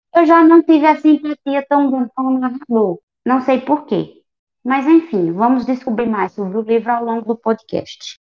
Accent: Brazil; eu sou brazuca

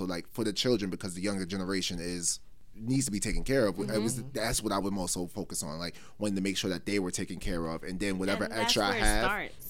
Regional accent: New York City, New York, United States; a lot of these areas we went to growing up, like, we were big on sports, like Roy Wilkins, St. Albans, all these. We used to go to all these different parks growing up

